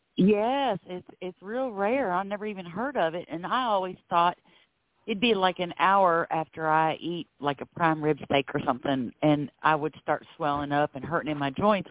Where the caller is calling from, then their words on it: Florida, United States; I'm calling from Florida